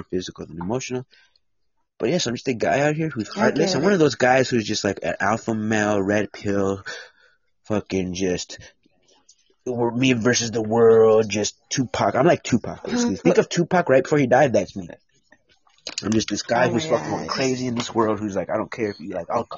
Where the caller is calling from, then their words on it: United States; I am a United States.